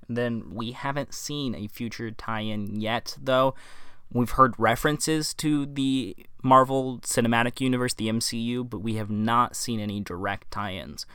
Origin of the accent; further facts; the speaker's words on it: Midwest, United States; moved away as an adult; now in West Coast, United States; I grew up in the Midwest, and that's where I'm from. I lived there for the first eighteen years of my life